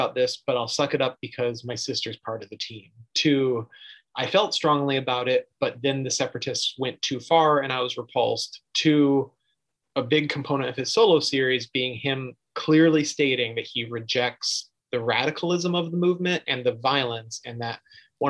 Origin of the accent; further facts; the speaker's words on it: Michigan, United States; I'm from Michigan, which is close